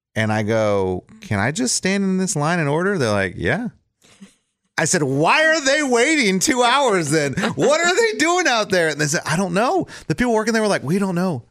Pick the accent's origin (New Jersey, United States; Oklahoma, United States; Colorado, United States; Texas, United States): Texas, United States; South; moved away; I grew up in South Texas